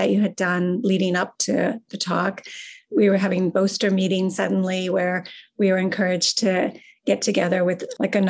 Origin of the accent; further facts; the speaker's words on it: Pittsburgh, Pennsylvania, United States; now in Ann Arbor, United States; growing up in Pittsburgh